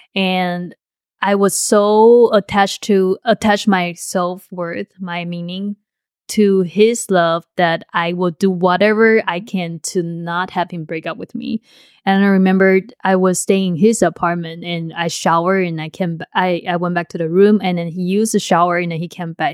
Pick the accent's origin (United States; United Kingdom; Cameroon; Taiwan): Taiwan; moved away; in Taiwan, the way I grew up